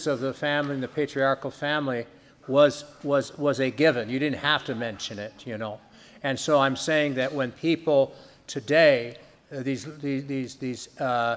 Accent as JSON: {"language": "English", "country": "United States", "said": "Speaking as an American Christian"}